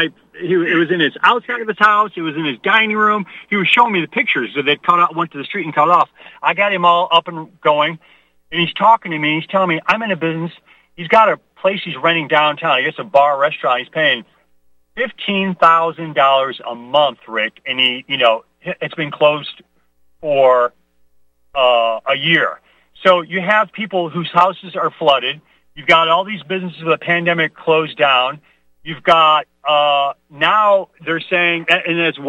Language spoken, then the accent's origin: English; Midwest, United States; I was raised in the Midwest.